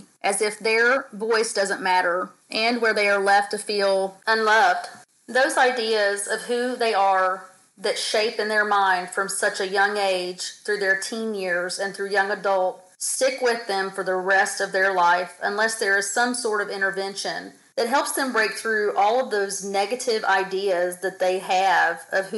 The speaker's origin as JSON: {"language": "English", "country": "United States", "tie": "born or raised there", "moved": "yes", "said": "I am actually on vacation back in my home state"}